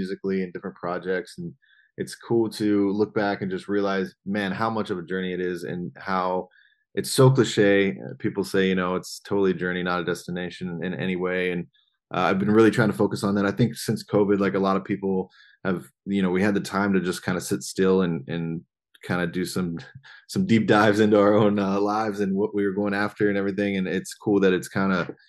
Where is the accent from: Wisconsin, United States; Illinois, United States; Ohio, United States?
Ohio, United States; now in Los Angeles, United States; I'm born and raised in Ohio